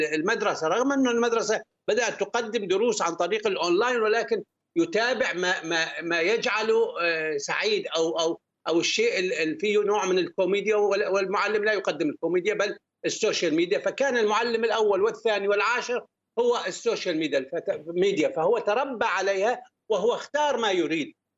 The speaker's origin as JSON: {"language": "Arabic", "country": "Syria", "also_born_or_lived": "Gulf", "moved": "as an adult", "said": "بلدي سوريا"}